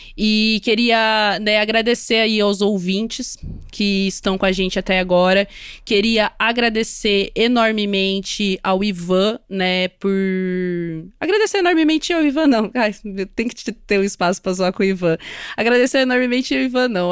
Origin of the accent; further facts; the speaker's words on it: Londrina, Paraná, Brazil; accent: caipira retroflex R; sou de Londrina, no Paraná